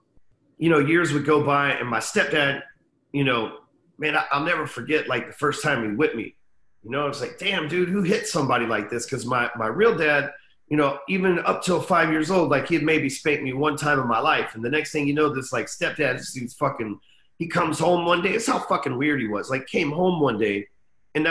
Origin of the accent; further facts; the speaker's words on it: Dallas, Texas, United States; I'm still in Dallas, Texas. Been here for 40 years. Never left